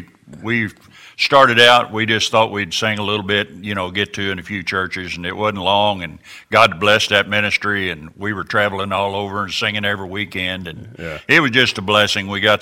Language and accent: English; Mount Vernon, Illinois, United States; I'm from Mount Vernon, Illinois.